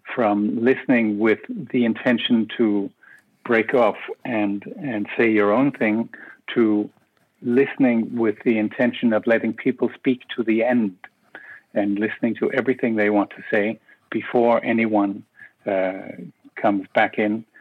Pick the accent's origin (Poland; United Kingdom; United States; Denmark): Denmark; Copenhagen, Capital Region of Denmark; moved away as an adult; also born or lived in Brussels; I am originally from Copenhagen